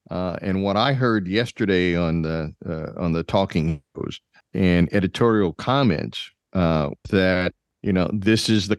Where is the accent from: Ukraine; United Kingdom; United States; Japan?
United States; Massachusetts; Where are you from? Massachusetts. Oh, no. That's, you guys are just way too, way too restricted.